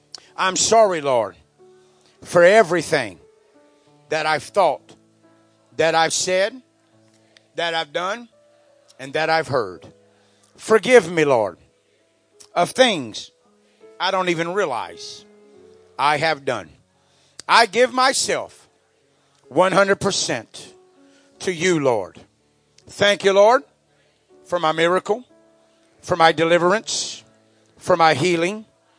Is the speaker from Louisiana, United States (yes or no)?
yes; Louisiana, United States; now in Oklahoma, United States; I'm from Oklahoma now, but I was born in Louisiana.